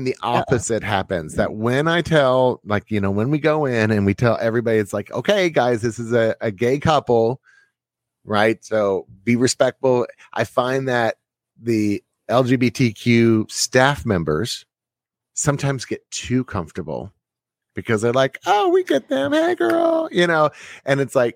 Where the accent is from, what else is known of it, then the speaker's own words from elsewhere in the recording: Texas, United States; I'm from Texas